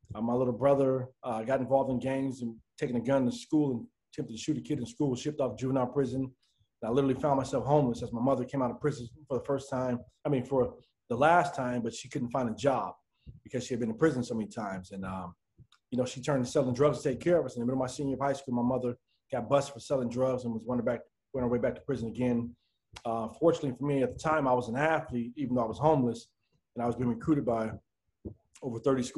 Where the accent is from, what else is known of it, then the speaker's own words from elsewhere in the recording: Denver, Colorado, United States; moved away as an adult; also born or lived in Minnesota; I grew up in Denver, Colorado.